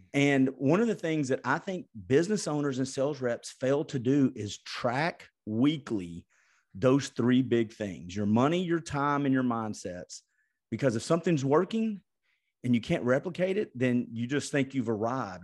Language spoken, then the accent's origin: English; Chattanooga, Tennessee, United States; Chattanooga, Tennessee